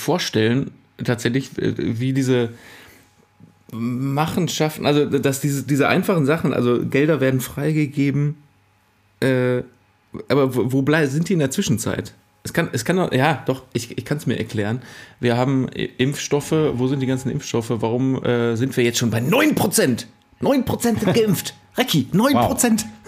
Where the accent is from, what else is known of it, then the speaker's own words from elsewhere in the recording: Cologne, North Rhine-Westphalia, Germany; Ich komme aus Köln, aus einer Stadt